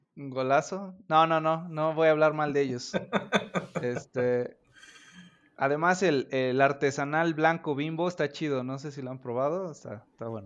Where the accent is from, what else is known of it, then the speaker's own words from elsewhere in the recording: Orizaba, Veracruz, Mexico; yo soy de Orizaba, Veracruz